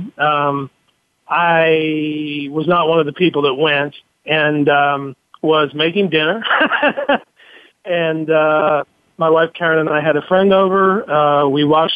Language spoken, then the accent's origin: English; New Jersey, United States; I'm from South Jersey. I, you know, was raised about three quarters of an hour from the place